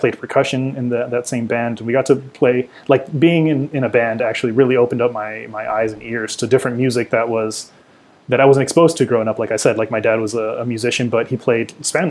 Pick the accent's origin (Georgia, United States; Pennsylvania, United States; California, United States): California, United States; Oxnard; growing up in Oxnard